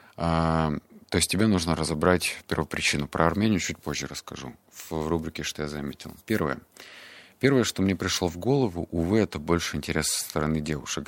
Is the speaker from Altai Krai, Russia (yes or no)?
yes; Barnaul, Altai Krai, Russia; мне было 7 лет, это был 99 год. Я рос в Барнауле